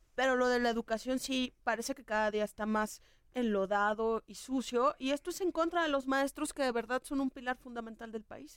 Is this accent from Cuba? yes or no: no; Mexico; la educación que tenemos como mexicanos